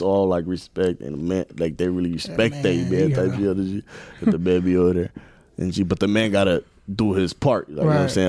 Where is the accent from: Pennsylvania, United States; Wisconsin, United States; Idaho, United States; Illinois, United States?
Wisconsin, United States; Milwaukee; also born or lived in Kenya; I was born in Kenya, Africa. Oh, yeah. And I was raised in Milwaukee, Wisconsin.